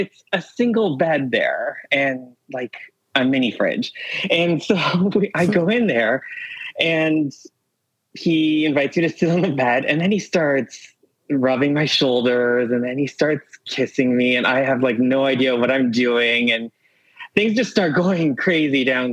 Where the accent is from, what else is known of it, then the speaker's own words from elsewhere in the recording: Toronto, Ontario, Canada; I'm from Toronto